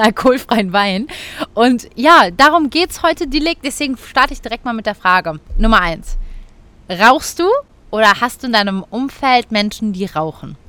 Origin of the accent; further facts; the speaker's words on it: Cologne, North Rhine-Westphalia, Germany; bei uns in Köln